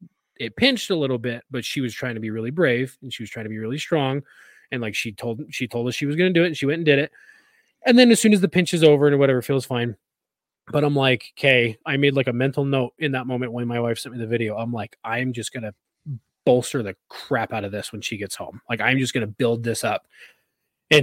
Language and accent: English; California, United States; now in Utah, United States; growing up in California